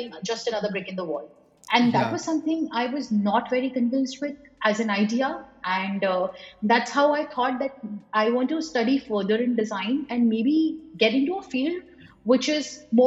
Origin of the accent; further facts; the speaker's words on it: Varanasi, Uttar Pradesh, India; moved away as an adult; now in Bangalore, India; back to my hometown. So I'm right now in Banaras